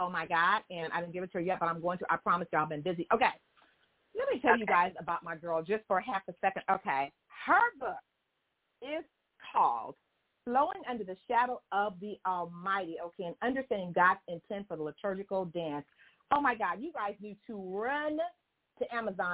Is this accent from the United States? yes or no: yes; Houston, Texas, United States; accent: southern; I was born in Harris County in Houston. So I'm a little southern